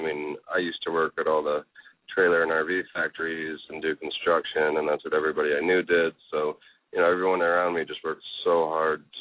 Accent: a small town in Northern Indiana, United States; moved away; I grew up in a town of, I think it was 1,500 people

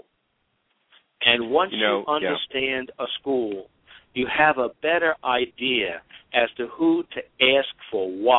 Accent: New York City, New York, United States; I came from Brooklyn Projects

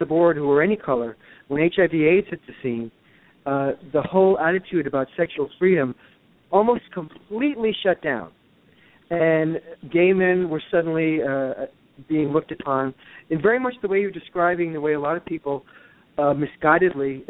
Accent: New York City, New York, United States; moved away as an adult; also born or lived in Los Angeles; now in Connecticut, United States; I grew up in New York, and then I lived in Los Angeles for 24 years

